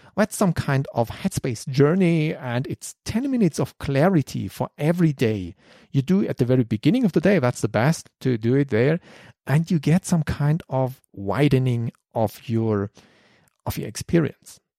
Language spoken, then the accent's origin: English; Germany; English is a second language; I'm German